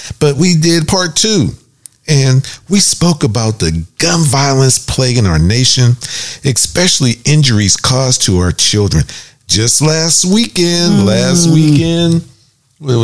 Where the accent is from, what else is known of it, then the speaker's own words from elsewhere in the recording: Braddock, Pennsylvania, United States; the triumphant Church of Kingdom of God in Braddock, Pennsylvania, because I am a son of that church. And even though I did depart, I was trained up as a child